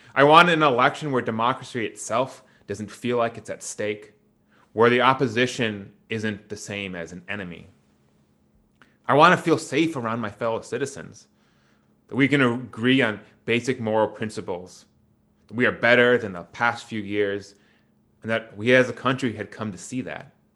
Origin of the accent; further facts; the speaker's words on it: Wisconsin, United States; my hometown in Wisconsin